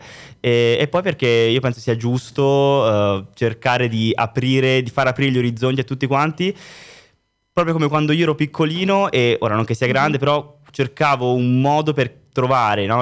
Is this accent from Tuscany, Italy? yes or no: yes; Florence, Tuscany, Italy; moved away as an adult; also born or lived in Berlin; now in Milan, Italy; nella mia città io sono di Firenze